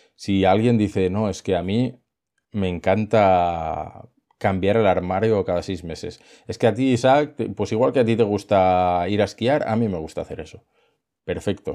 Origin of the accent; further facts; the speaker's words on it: Girona, Catalonia, Spain; yo soy de Gerona